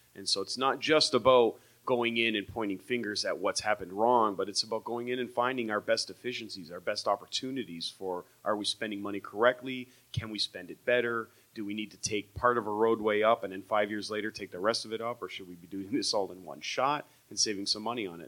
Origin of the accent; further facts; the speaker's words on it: Windsor, Ontario, Canada; I grew up on Windermere down in that area